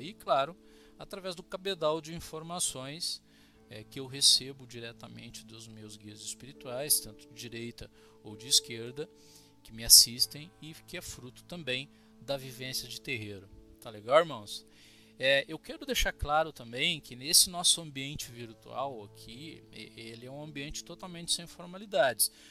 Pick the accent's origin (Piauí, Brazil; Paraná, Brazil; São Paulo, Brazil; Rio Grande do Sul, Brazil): Rio Grande do Sul, Brazil; Cruz Alta; Sou de Cruz Alta, sou gaúcho